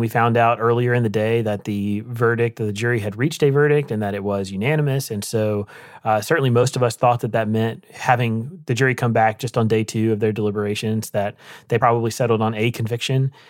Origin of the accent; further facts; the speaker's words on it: Rocky Mount, North Carolina, United States; moved away; my hometown in Rocky Mountain, North Carolina